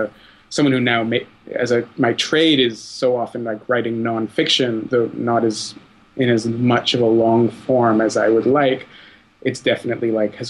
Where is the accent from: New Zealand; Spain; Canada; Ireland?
Canada; Ottawa, Ontario; I grew up in Ottawa